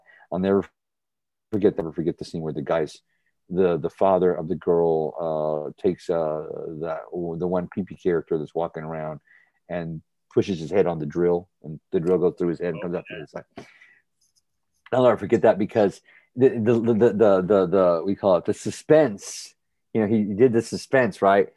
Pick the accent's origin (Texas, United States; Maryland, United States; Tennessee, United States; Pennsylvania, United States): Texas, United States; Helotes; my hometown in Helotes, Texas